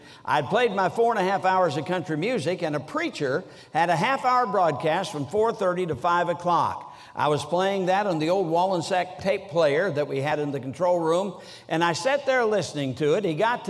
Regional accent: Sturgis, Michigan, United States; But I was brought up in Sturgis, Michigan, so although I don't sound like a Yankee, I was a Yankee. I've been in the South for a long time now, and I still don't eat grits.

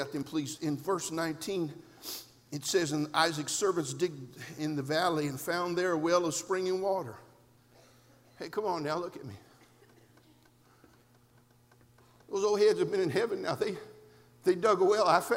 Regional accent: California, United States; an independent fundamental Baptist preacher, born and raised in California

